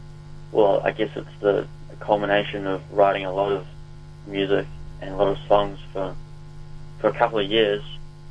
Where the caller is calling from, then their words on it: Wellington, New Zealand; In Wellington.